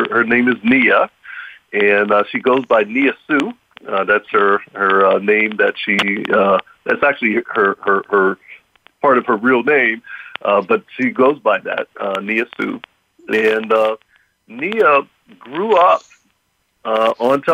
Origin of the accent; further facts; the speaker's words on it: Pittsburgh, Pennsylvania, United States; I grew up here in Pittsburgh, Pennsylvania. So Pittsburgh is home for me.